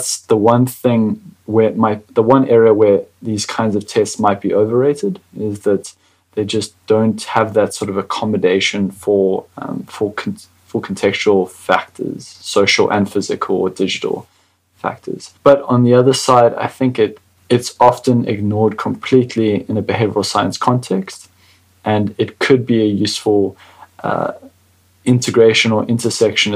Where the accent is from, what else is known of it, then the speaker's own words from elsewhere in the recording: South Africa; as a South African